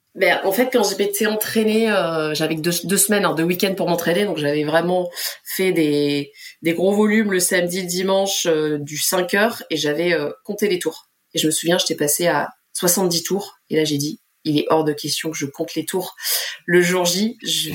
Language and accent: French; Pas-de-Calais, Hauts-de-France, France; moved away as an adult; ma région du Pas-de-Calais